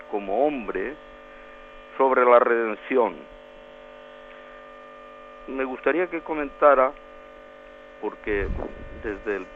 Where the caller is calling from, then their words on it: Valencia, Valencian Community, Spain; de Valencia.